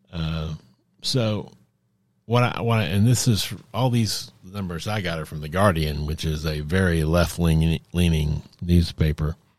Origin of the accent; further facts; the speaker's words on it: United States; the standard vaccines we were given as children growing up in America